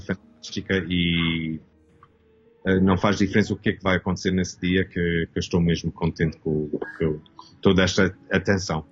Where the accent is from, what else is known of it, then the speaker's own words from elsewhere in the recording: Toronto, Ontario, Canada; nasci aqui em Canadá. Meus pais eram portugueses, o meu, uh, o meu pai veio a Canadá nos fins dos 50 e a minha mãe veio no 64. Uhum e eu nasci em 65 aqui em Toronto